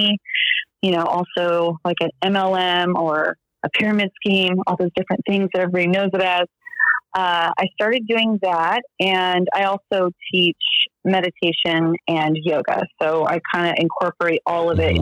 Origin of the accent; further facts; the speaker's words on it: Central Valley, California, United States; also born or lived in Bay Area, California / Sacramento, California; I was born in the Bay Area in Northern California, and then raised in the Central Valley, which I only stayed there until I graduated from high school